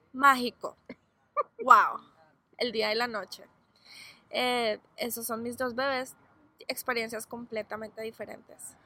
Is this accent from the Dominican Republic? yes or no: no; Colombia; now in Arizona, United States; yo soy de Colombia, toda mi familia vive en Colombia